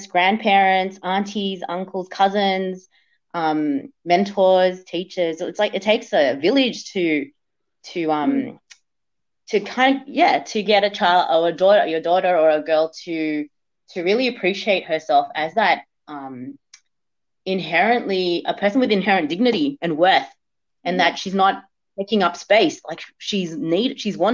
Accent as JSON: {"language": "English", "country": "Australia", "tie": "born or raised there", "also_born_or_lived": "Philippines", "said": "I was born in the Philippines, but I came here when I was a little baby to Australia. So I've been here for all of my life, really."}